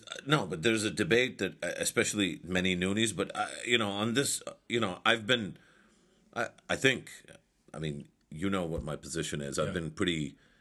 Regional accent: Pakistan; I'm Mahajir myself. I don't call myself that because we're all Pakistani

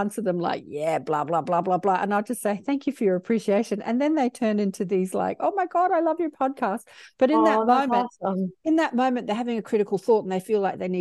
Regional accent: Australia; I'm Australian

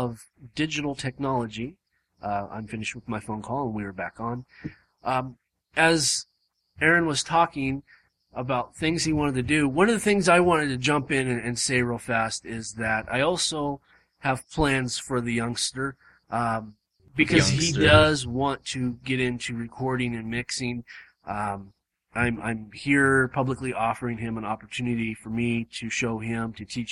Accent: Southern California, United States; moved away as an adult; also born or lived in Arkansas; I was born, raised, bred in California, Southern Cal

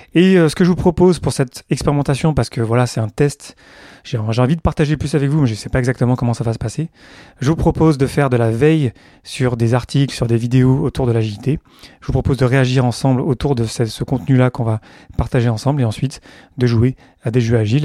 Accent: south-east France, France; moved away; also born or lived in Montreal; je viens du sud-est de la France

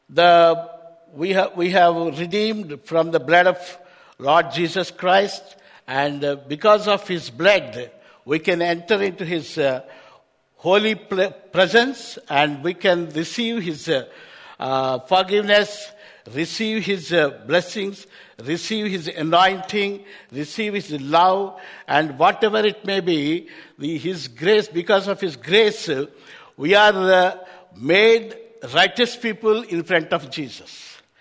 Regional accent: Hyderabad, Telangana, India; I am from Hyderabad, India. Back in India, very uh, warm weather.

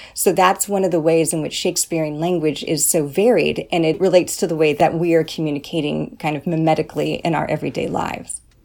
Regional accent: California, United States; first language English; I'm from California

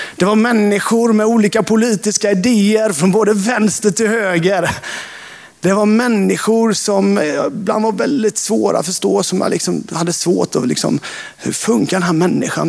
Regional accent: Hultsjö, Jönköping County, Sweden; När jag växte upp eh, utanför Sävsjö, i Hultsjö, på landsbygden

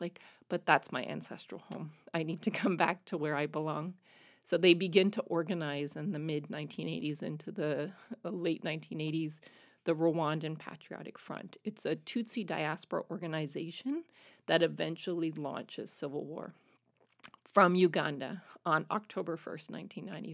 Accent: Canada; moved away as an adult; speaking French as a Canadian

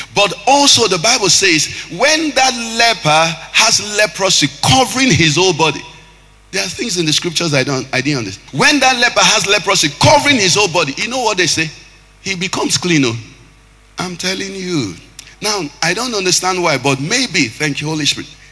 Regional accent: Anambra, Nigeria; I'm from Anambra.

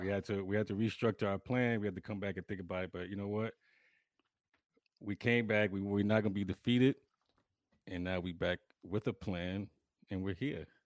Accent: New York City, New York, United States; moved away; New York is home. New York will always be home. That's my birthplace, but I could never live in New York again

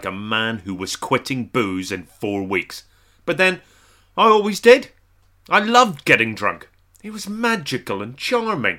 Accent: Ireland; I'm not typical of being Irish in any way.

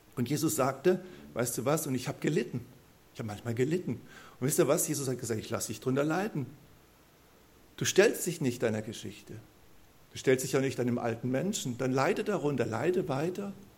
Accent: Neulusheim, Baden-Württemberg, Germany; accent: Kurpfälzisch (Mannheimerisch); ich komme aus Neulusheim, also bin dort, wo ich wohne, auch geboren, ähm, geboren und aufgewachsen. Ich bin Kurpfälzer, ich kann Monamarisch babble

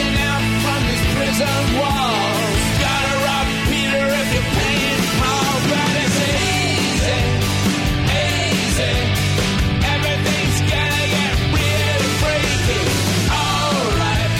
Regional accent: Plano, Texas, United States; I grew up in Texas, again, in Plano, which is right near Dallas

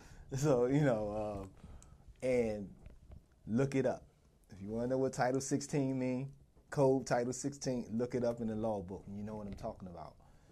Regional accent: Southeast, United States; I grew up in the Southeast and I didn't even think I'd make it.

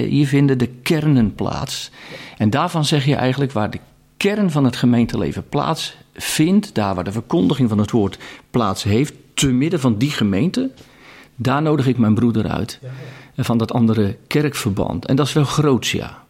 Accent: Katwijk, South Holland, Netherlands; Ik kom zelf uit Katwijk aan Zee

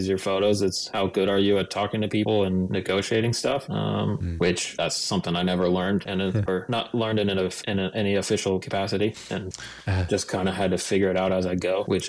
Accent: Washington, United States; No. I grew up on the West Coast in Washington State.

